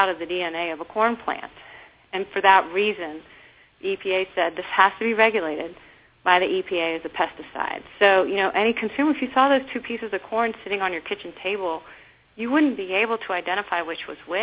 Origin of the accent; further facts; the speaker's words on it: Texas, United States; I grew up in Texas